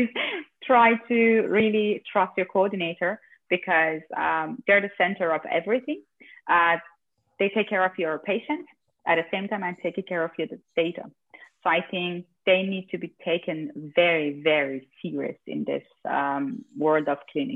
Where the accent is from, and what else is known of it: Austria